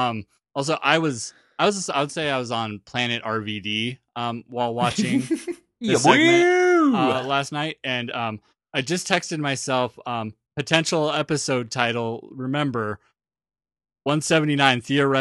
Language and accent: English; New Zealand; Well, you see, now I'm actually from New Zealand and we have this shit under control.